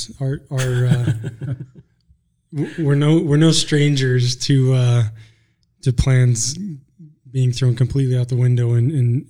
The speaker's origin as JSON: {"language": "English", "region": "Dallas area of Texas", "country": "United States", "tie": "born or raised there", "moved": "as an adult", "lives_now": "Sweetwater County, Wyoming, United States", "said": "I actually grew up in the Dallas area of Texas, a suburb of Dallas."}